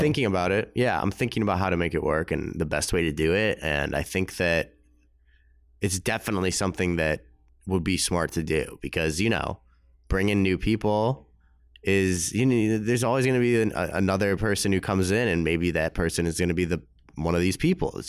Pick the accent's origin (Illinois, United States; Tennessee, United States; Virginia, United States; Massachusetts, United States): Illinois, United States; Winnetka; I grew up in Chicago. You know, there's a, it's a town called Winnetka